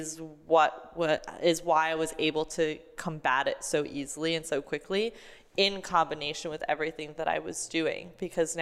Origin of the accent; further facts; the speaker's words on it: New York, United States; I grew up in New York.